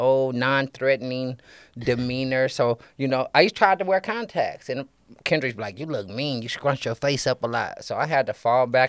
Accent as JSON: {"language": "English", "town": "Richmond", "region": "California", "country": "United States", "said": "I'm from Richmond, California."}